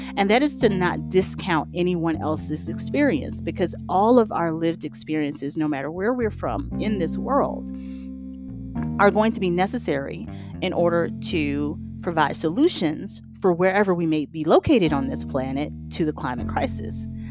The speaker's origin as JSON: {"language": "English", "region": "the South", "country": "United States", "said": "I'm from the South"}